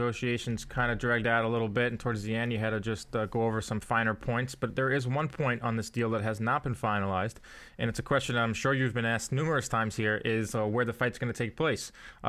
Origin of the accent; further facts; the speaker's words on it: New York City, New York, United States; as a New Yorker